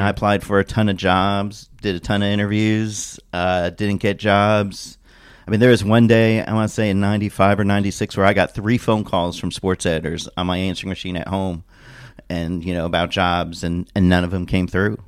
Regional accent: Indianapolis, Indiana, United States; I grew up in Indianapolis, or moved there when I was ten.

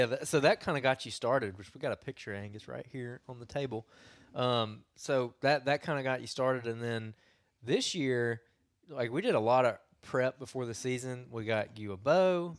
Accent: Cahaba River, Alabama, United States; I grew up on the Cahaba also

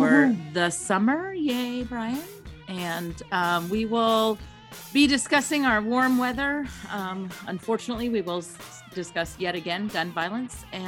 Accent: Kentucky, United States; also born or lived in New York; now in Baltimore, United States; I grew up in Kentucky

